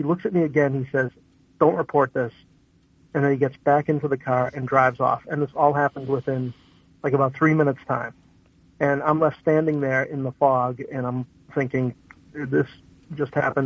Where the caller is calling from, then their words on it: Worcester, Massachusetts, United States; I'm calling from Worcester